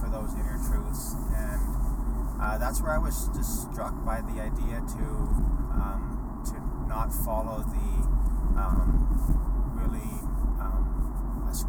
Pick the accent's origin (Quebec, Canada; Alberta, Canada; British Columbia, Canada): Alberta, Canada; Edmonton; growing up in Edmonton